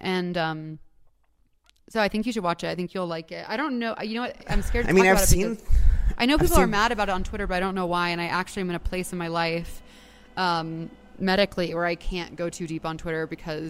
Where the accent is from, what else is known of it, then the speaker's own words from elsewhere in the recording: Long Island, New York, United States; Like, hey … I'm from Long Island. I'm a freshman living in Rocky, and my favorite adjective is adjectival.